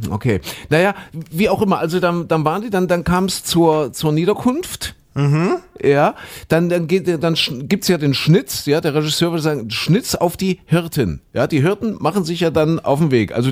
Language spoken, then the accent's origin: German; Köthen, Saxony-Anhalt, Germany; ich bin ja in Sachsen-Anhalt in Kuhköthen groß geworden, wie du schon sagst.